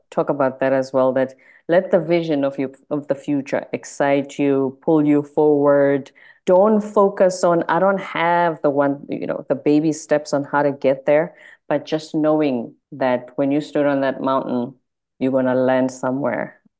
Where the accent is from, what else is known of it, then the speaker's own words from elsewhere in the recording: South Africa; now in United States; I'm South African in America.